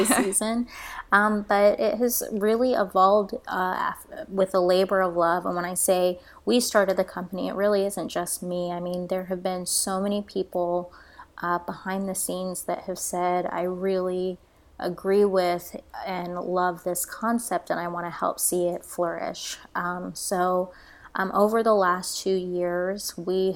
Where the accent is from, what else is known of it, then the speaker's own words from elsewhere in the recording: Florida, United States; moved away as an adult; now in Tulsa, United States; I'm originally from Florida